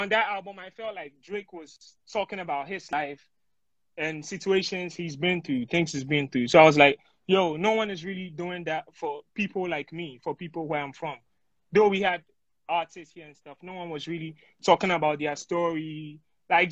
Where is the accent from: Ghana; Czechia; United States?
Ghana; Tema, Greater Accra; I grew up in Ghana